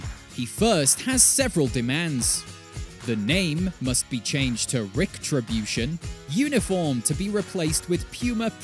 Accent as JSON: {"language": "English", "country": "United Kingdom", "said": "I'm British."}